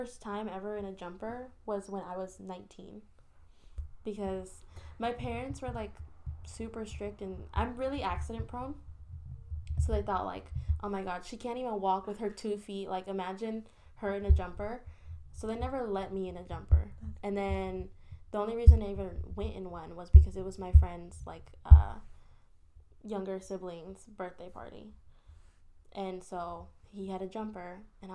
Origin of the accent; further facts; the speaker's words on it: the Bay Area, California, United States; now in Los Angeles, United States; we're from the Bay, so it doesn't snow there.